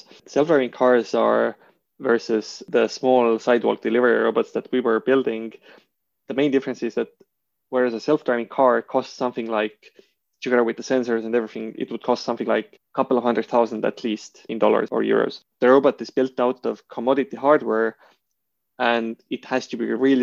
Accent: Estonia; moved away as an adult; also born or lived in Switzerland; me from Estonia

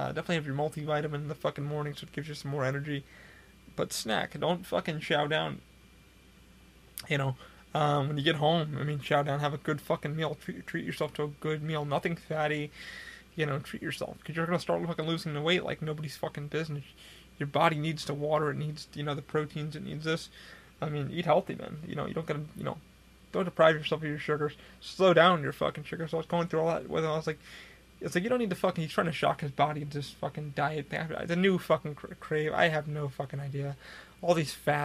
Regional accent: Rochester, New York, United States; now in Florida, United States; I had somebody the other day from my hometown come up to me, and I was at Rochester, New York

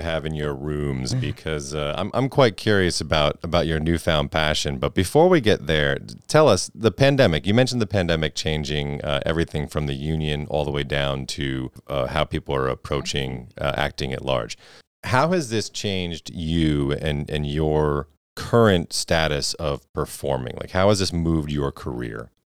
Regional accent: Redding, Connecticut, United States; where we grew up, I mean, you're in Redding, Connecticut

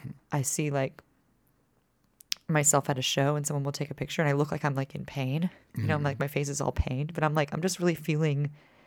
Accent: Dallas, Texas, United States; also born or lived in Austin; I was raised in Texas, born in Austin, grew up in Dallas, but my dad calls himself a reformed Yankee.

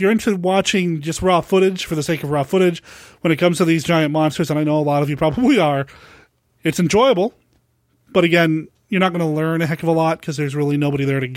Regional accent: Portland, Oregon, United States; It's here in Portland, Oregon. I'm pretty lucky it's happening in my hometown

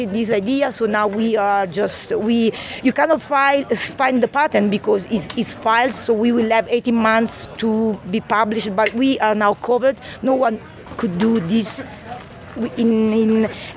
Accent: Italy; English is a second language; moved away as an adult; now in Brighton, United Kingdom

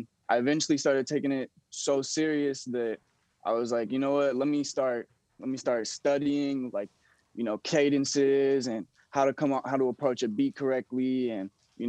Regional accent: Texas, United States; also born or lived in Louisiana; That's actually my real name. I grew up in Texas and Louisiana. I moved around a lot as a little kid.

